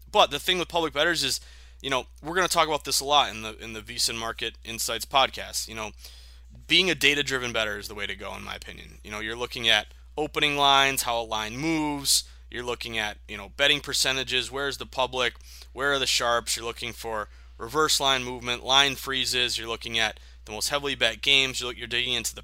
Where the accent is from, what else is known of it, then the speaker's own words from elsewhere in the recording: the Berkshires, Western Massachusetts, United States; also born or lived in Vermont / Boston; I'm from Massachusetts. I was born in the Berkshires of Western Massachusetts.